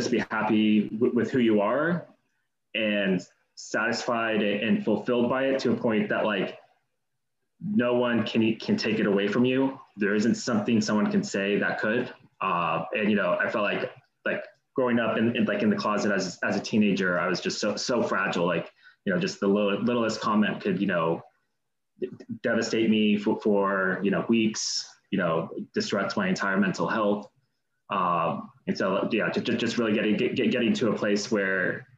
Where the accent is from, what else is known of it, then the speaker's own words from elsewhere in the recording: Los Altos, California, United States; now in Los Angeles, United States; I grew up kind of next to Palo Alto, a town called Los Altos